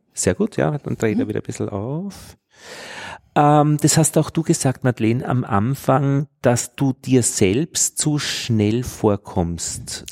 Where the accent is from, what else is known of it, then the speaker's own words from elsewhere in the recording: Innviertel, Upper Austria, Austria; accent: Innviertel dialect; einem direkt sprechenden Inviertler in meinem Fall